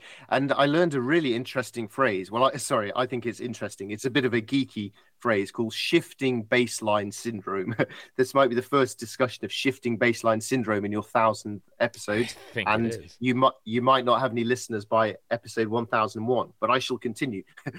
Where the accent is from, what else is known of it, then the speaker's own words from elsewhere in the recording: United Kingdom; this is me being British and positive.